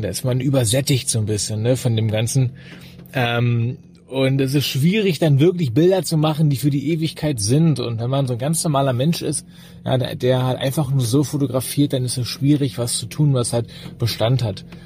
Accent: Berlin, Germany; ich komme aus Berlin, bin, wie gesagt, hier geboren, wohne hier

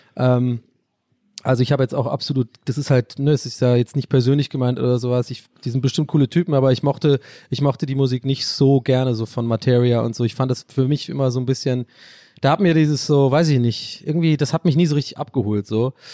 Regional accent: Ireland; first language English; German is a second language; moved away; ich bin da sogar englischsprachig aufgewachsen, ich bin ein gebürtiger Ire

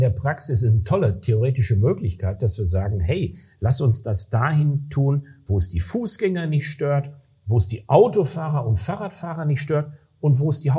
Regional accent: Recklinghausen, North Rhine-Westphalia, Germany; da hatten wir in Nordrhein-Westfalen, ich komme aus Recklinghausen, das ist ein relativ schneearmes Gebiet

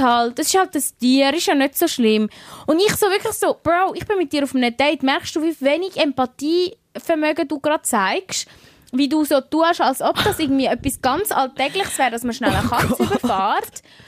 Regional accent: Switzerland; ich bin aus der Schweiz

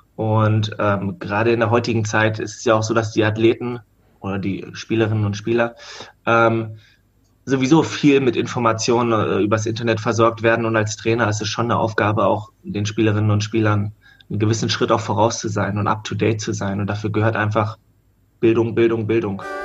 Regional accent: Hanover, Lower Saxony, Germany; ich komme aus Hannover

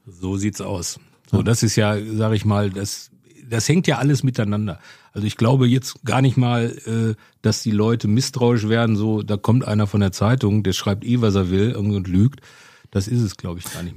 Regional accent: Bochum, North Rhine-Westphalia, Germany; also born or lived in Mülheim an der Ruhr; ich komme ja aus Bochum

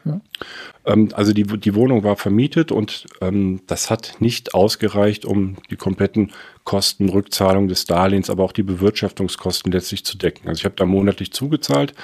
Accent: Cologne, North Rhine-Westphalia, Germany; moved away as an adult; also born or lived in Frankfurt; Ich komme aus Köln. Ich bin in Köln aufgewachsen, auf der, auf der rechten Rheinseite

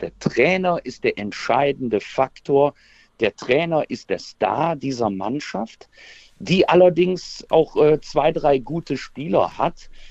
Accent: Aachen, North Rhine-Westphalia, Germany; moved away; ich bin natürlich ein Kind des Rheinlandes

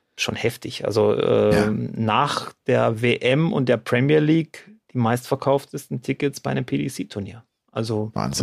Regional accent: Baden-Württemberg, Germany; bei uns in Baden-Württemberg

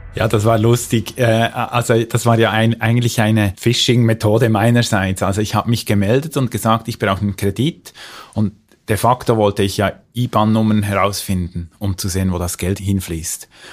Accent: Switzerland; bei uns in der Schweiz

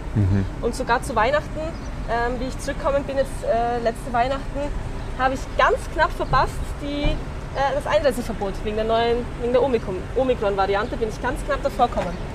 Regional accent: Graz, Styria, Austria; moved away as an adult; now in Amsterdam, Netherlands; ich komme aus Graz

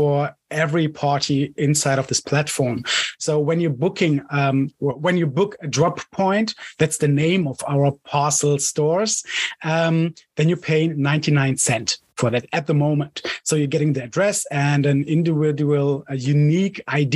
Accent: Cologne, North Rhine-Westphalia, Germany; I'm from Germany, Cologne

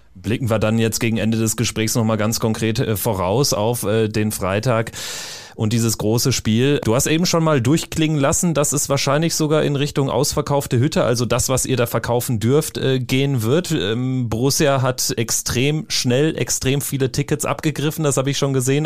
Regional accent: North Rhine-Westphalia, Germany; weil ich auch gebürtig aus NRW komme

